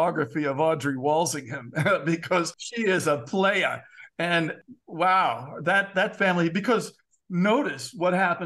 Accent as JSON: {"language": "English", "country": "United States", "said": "I'm an American"}